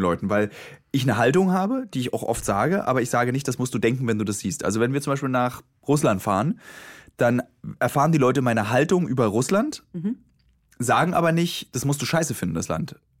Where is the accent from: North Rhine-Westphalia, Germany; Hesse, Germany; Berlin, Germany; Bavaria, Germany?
Berlin, Germany; born or raised there